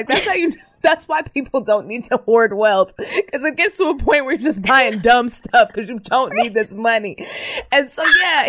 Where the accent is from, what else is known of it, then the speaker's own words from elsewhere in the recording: Terrell, Texas, United States; born there; Because I was born in Terrell.